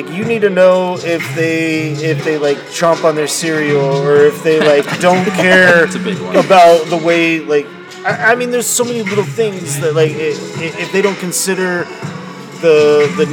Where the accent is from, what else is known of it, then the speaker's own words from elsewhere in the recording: Ansley, Nebraska, United States; now in Kearney, United States; I grew up in Ansley